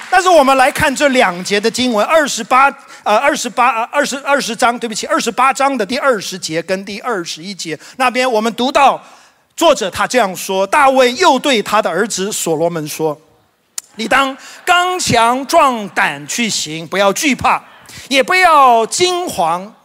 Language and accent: Chinese; Taiwan; 知跟滋，呃，常常分不清楚。我发现我们台湾人有。另外一个问题就是我们二跟二也分不太清楚啊